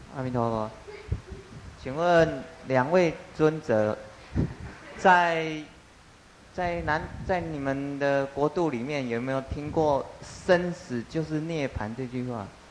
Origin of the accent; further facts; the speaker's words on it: Taiwan; 我们台湾人呢，就把生活通通当成佛